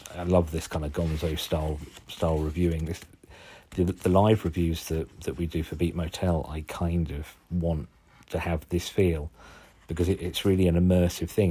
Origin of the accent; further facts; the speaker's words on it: Suffolk, East of England, United Kingdom; accent: Suffolk; my strange Suffolk accent